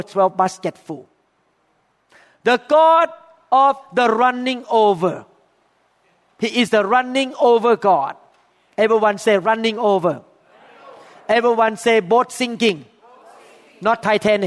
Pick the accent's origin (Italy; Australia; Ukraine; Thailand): Thailand; accent: thick English accent; English is a second language; moved away as an adult; now in United States